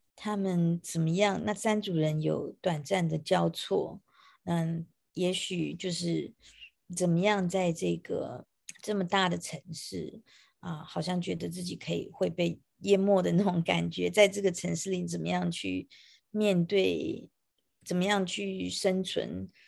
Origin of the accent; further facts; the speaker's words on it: Taiwan; moved away as an adult; now in New York, United States; 我是来自于台湾，呃，我现在是一个电影的编剧跟导演，然后同时我也在大学里面，纽约上周的一个学校叫 Ithaca College 教授电影制作的课程